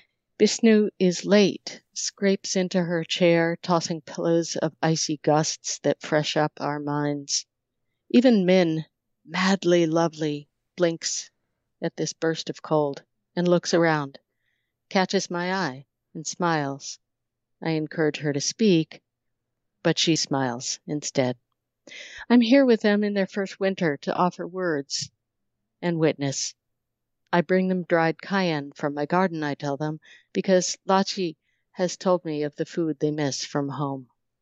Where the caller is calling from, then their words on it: Montpelier, Vermont, United States; Vermont. Montpelier, Vermont.